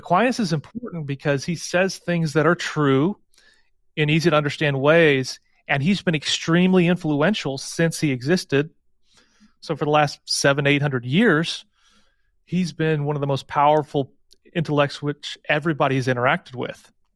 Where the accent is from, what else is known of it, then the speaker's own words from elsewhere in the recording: St. Louis, Missouri, United States; I'm from Saint Louis